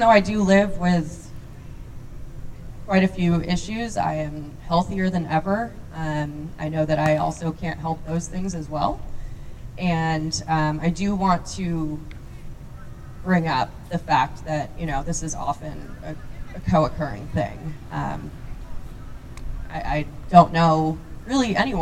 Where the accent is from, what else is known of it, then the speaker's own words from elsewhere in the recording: New Fairfield, Connecticut, United States; I'm originally from Connecticut in New Fairfield and grew up wonderful childhood.